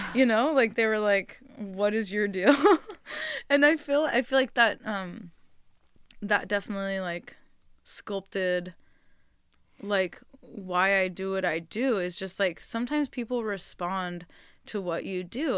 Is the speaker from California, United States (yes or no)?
yes; Bay Area, California, United States; moved away as an adult; now in Enterprise, United States; I grew up in the Bay Area